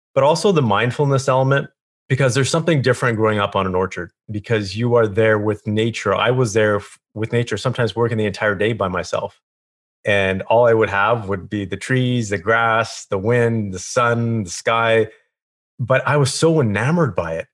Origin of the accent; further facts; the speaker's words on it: Kelowna, British Columbia, Canada; I grew up in a small town called Kelowna, British Columbia.